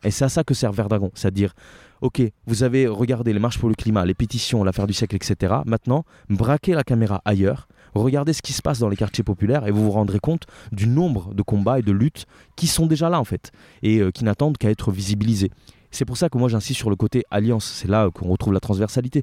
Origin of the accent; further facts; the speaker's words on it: Italy; now in France; je suis italien et euh, je suis euh, en France depuis euh, plus ou moins 15 ans maintenant.